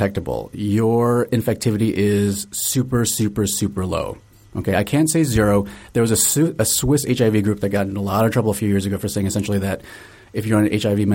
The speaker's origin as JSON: {"language": "English", "region": "Virginia", "country": "United States", "tie": "born or raised there", "moved": "as an adult", "lives_now": "Seattle, United States", "said": "I grew up in Virginia"}